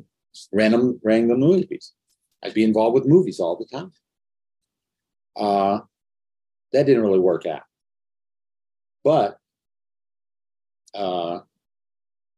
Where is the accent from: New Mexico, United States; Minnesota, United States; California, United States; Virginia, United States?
California, United States; Inglewood; I'm from Los Angeles, Los Angeles area, I knew nobody in the movies. Inglewood was as far from Hollywood